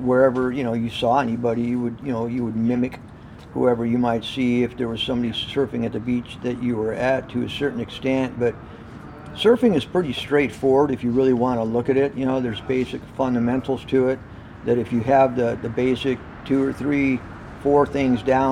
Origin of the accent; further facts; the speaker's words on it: San Diego, California, United States; I grew up in Mission Hills. Mission Hills is about 5 miles inland from the coast